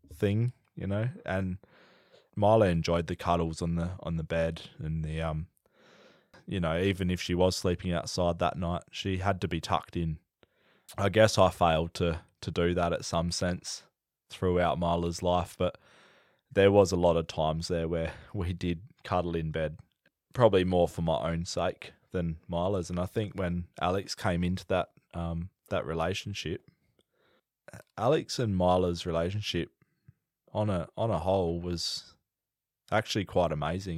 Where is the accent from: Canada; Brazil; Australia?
Australia; the Pilbara, Western Australia; also born or lived in Perth, Western Australia; I grew up in the Pilbara from, well, where I could remember from anyway. I was born in Perth